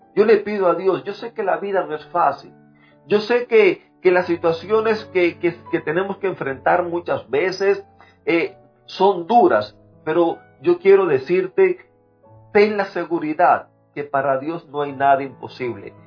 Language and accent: Spanish; Cuba; moved away; soy cubano